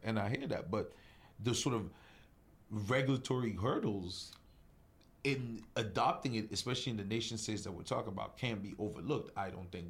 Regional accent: Cameroon; I'm from Cameroon

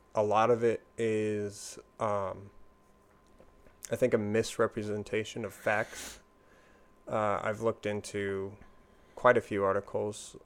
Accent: Washington, United States; I'm from Washington State.

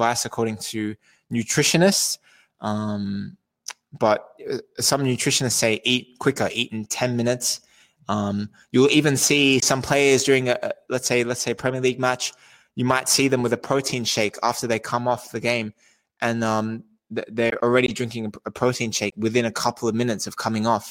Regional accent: Australia; moved away; I'm originally from Australia.

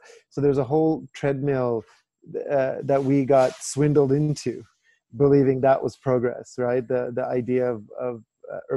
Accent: Vancouver, British Columbia, Canada; moved away as an adult; also born or lived in London / New York / Cape Town; I grew up very urban, right? And I grew up in Vancouver

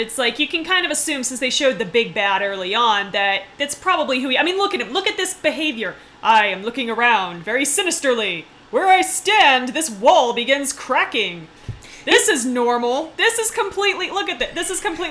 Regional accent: United States; I'm the American who doesn't speak German

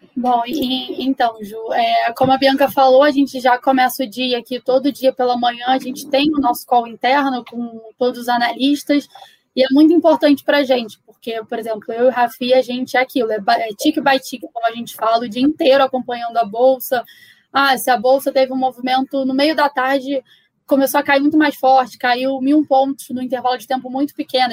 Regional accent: Rio de Janeiro, Brazil; sou carioca, me formei no Rio

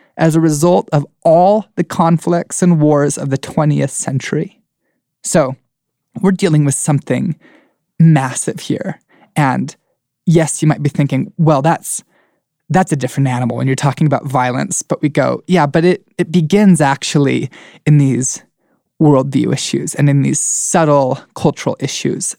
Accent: United States

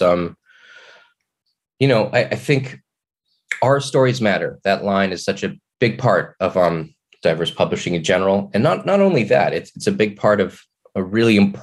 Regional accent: Kelowna, British Columbia, Canada; I grew up in Kelowna, which was, especially then, not at all diverse

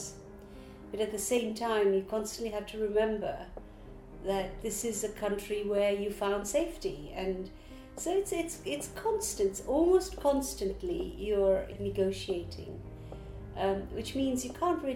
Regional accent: Kampala, Uganda; moved away as an adult; now in London, United Kingdom; I live in London, but I was born and raised in Kampala, Uganda, and I came to Britain when I was 23.

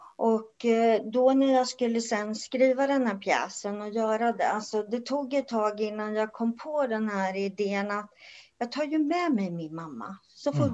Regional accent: Örebro, Örebro County, Sweden; moved away as an adult; now in Karlskoga, Sweden; född och uppvuxen i Örebro, men eh, sen 79 så bor jag i Karlskoga.

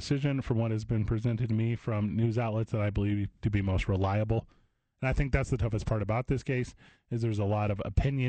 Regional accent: East St. Louis, Illinois, United States; My hometown is East St. Louis, Illinois.

